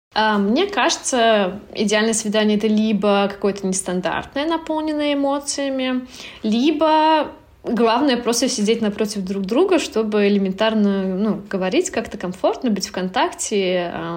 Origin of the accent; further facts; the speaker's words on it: Turkmenistan; moved away as an adult; also born or lived in France; now in Berlin, Germany; я сама из Туркменистана, и как э, уже где-то 7 лет я живу в Европе, успела пожить во Франции, и как э, говорит мой ник, сейчас я живу в Берлине